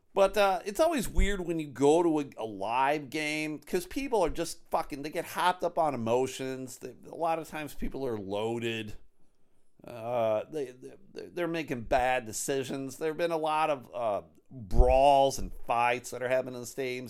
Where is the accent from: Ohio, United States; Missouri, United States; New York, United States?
New York, United States; Buffalo; now in Michigan, United States; I live in Michigan. Uh, I grew up in New York. I grew up outside of Buffalo, New York